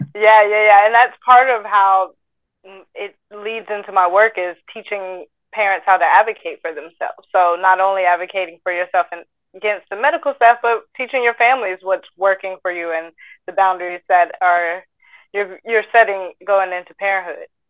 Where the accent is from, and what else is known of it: Atlanta, Georgia, United States